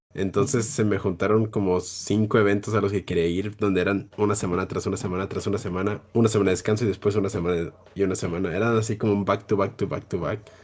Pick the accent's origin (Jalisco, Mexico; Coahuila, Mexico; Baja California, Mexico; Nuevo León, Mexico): Jalisco, Mexico; yo soy de Jalisco